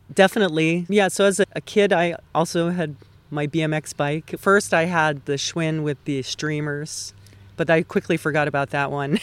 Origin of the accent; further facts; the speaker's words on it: Hawaii, United States; moved away as an adult; also born or lived in Los Angeles / Burbank; now in Altadena, United States; I was definitely born and raised in Hawaii